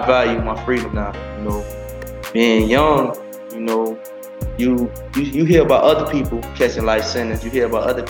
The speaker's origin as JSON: {"language": "English", "town": "Miami", "region": "Florida", "country": "United States", "tie": "born or raised there", "said": "I grew up in Miami, Liberty City."}